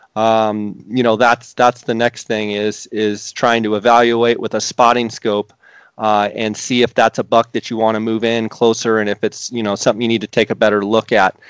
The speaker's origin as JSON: {"language": "English", "region": "Arizona", "country": "United States", "tie": "born or raised there", "said": "I grew up in Arizona"}